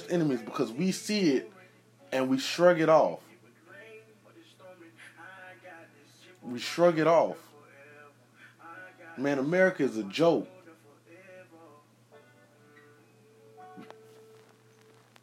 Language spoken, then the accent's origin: English; Jacksonville, Florida, United States; I'm from Duval County, Jacksonville, Florida